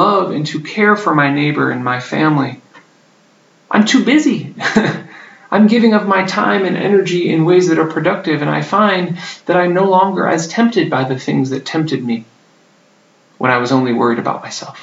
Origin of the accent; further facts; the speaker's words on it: United States; moved away; I grew up in the United States